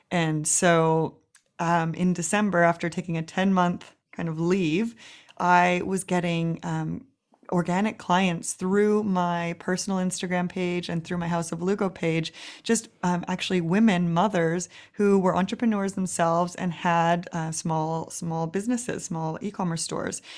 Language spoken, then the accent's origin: English; Vancouver, British Columbia, Canada; moved away as an adult; now in Berlin, Germany; in Vancouver, Canada, where I'm from